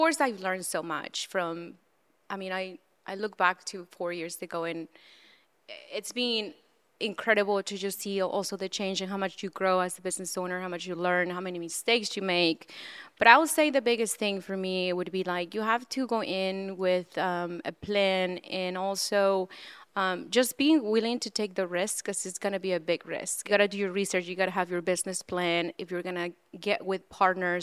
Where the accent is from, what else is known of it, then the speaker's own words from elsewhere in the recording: central Mexico, Mexico; I was born and raised in Central Mexico